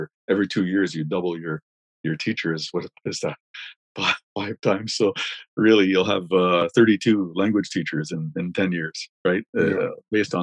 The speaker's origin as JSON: {"language": "English", "area": "Wikwemikong", "region": "Ontario", "country": "Canada", "tie": "born or raised there", "moved": "yes", "said": "my hometown has a population on reserve of, well, I don't know, let's say 5,000 people"}